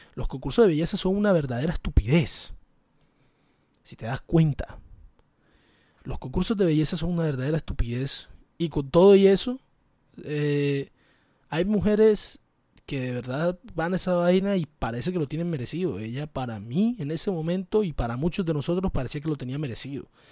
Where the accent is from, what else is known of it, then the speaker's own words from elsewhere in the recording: Caribbean Region, Colombia; de mi entorno, el Caribe, ese hermoso lugar como lo es el Caribe colombiano